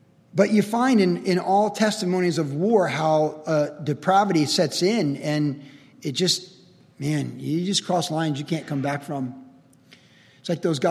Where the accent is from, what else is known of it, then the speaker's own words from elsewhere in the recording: Cleveland, Ohio, United States; moved away; also born or lived in California; I was born in Cleveland, Ohio in 1961.